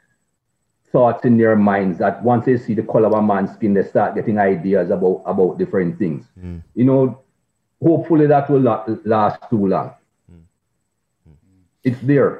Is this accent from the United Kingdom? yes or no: no; Jamaica; growing up in Jamaica